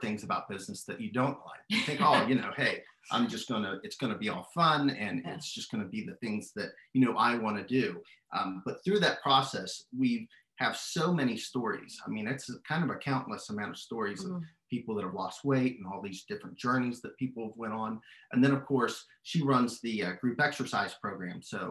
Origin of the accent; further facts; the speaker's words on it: Shinnston, West Virginia, United States; I was born and raised in Shinston